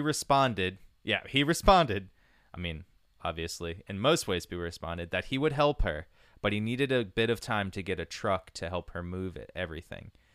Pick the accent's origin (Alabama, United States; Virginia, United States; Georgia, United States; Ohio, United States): Virginia, United States; Culpeper; moved away; my hometown, Culpeper, Virginia.